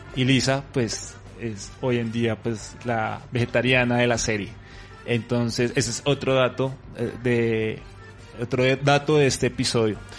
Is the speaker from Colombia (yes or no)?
yes; Colombia; cómo estamos nosotros, en eh, Colombia